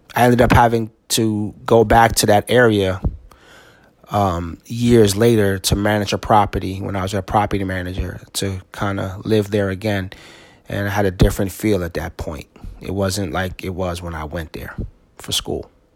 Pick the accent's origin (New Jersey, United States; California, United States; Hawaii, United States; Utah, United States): New Jersey, United States; East Orange; I grew up in East Orange, New Jersey